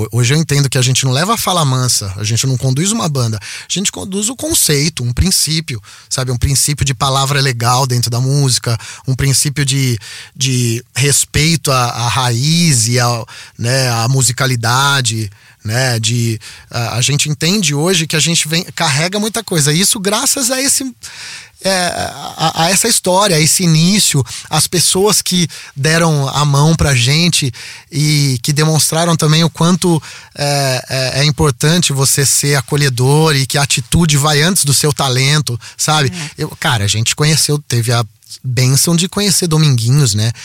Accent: Piracicaba, São Paulo, Brazil; eu nasci em São Paulo e, e com um ano eu fui para Piracicaba

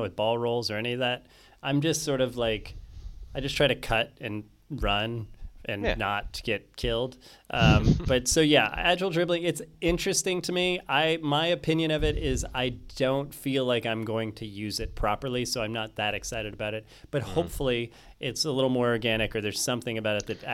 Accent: United States; as an American

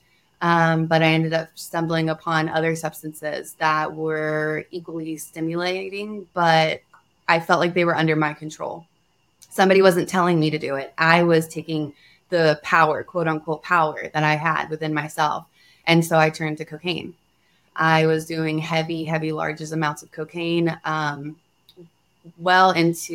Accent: North Carolina, United States; I come from the East Coast. I was raised in North Carolina

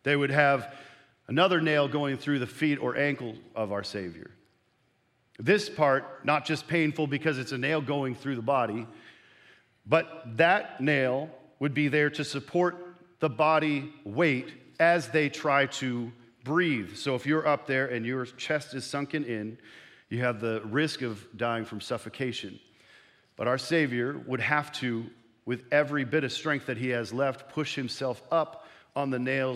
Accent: Canada; moved away; I sometimes need to cross over the border to my homeland of Canada.

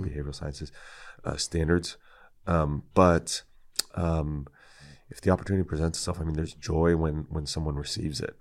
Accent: Tracy, California, United States; also born or lived in San Francisco, California / Fremont, California; now in Glendora, United States; I'm from Northern California, okay. and there's a you know, people will say it's not really the Bay, uh, Tracy

